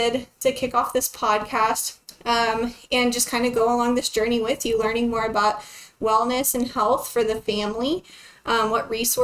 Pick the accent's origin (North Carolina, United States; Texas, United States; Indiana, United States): Texas, United States; Lubbock; I'm originally from Lubbock, Texas, so born and raised